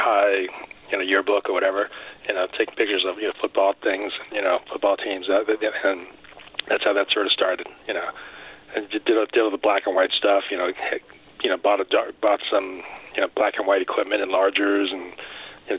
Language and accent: English; Los Angeles, California, United States; I was born in L.A., so American-born Chinese. So yeah, I'm one of the few that actually born and lived in L.A.